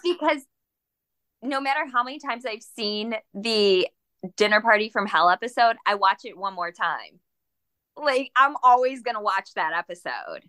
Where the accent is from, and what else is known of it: Shelby Township, Michigan, United States; born or raised there